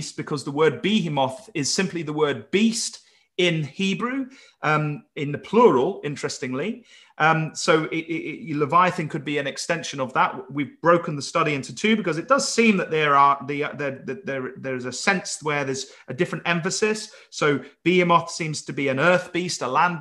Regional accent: Wales, United Kingdom; I'm calling him from Wales

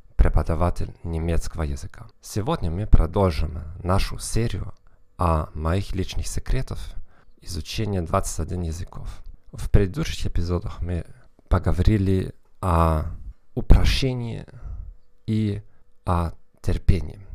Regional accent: Northern Germany, Germany; accent: Northern German; Russian is a second language; я из Северной Германии

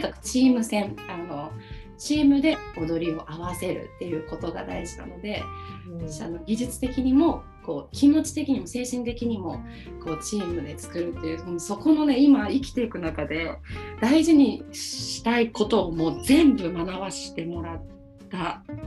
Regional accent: Gifu, Japan; 実家の岐阜県の生まれ育ったそのお家の環境

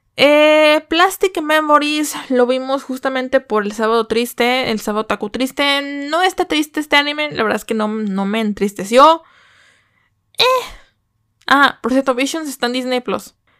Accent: Mexico

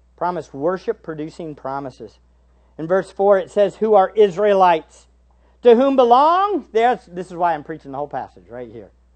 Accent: United States

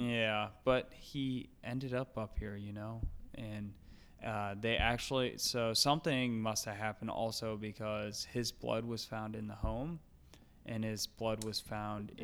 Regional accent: St. Louis area, Missouri, United States; near my hometown

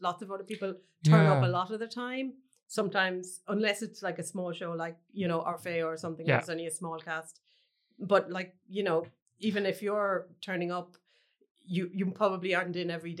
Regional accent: Cloughjordan, Munster, Ireland; I grew up in Clough Jordan, which is a small village in North Tipperary, we're just outside it.

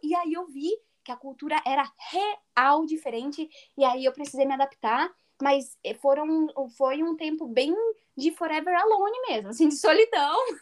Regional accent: São Paulo, Brazil; moved away as an adult; eu sou de São Paulo

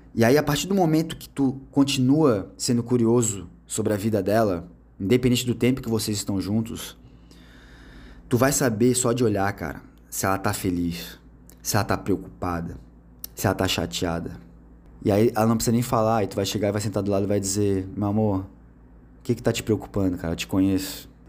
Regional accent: Brazil; a gente é brasileiro

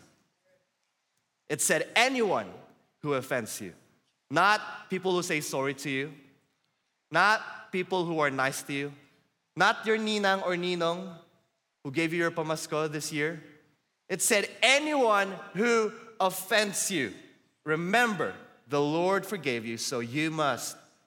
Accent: Philippines; I'm Filipino and I'm raised up in a culture where we are all passive aggressive

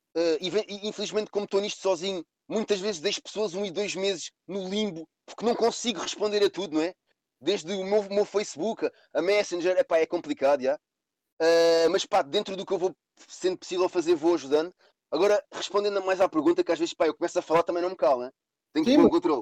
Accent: Cascais, Lisbon, Portugal; as pessoas pensam que eu sou de Lisboa, eu não sou de Lisboa, sou de Cascais, mais concretamente da parede, Carcavelos

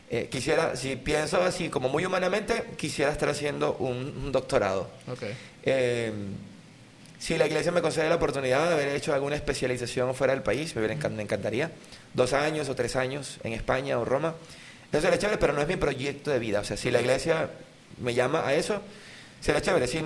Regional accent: Sarare, Lara, Venezuela; se hace cerquita del pueblo donde, de donde yo soy, de Lara, yo soy de Lara. Esto se hace, este ron se hace en La Miel, en mm. Dusa. Esto es Estado Lara, entre Acarigua y Barquisimeto. Yo soy de Sarare, que es el pueblo que está al lado.

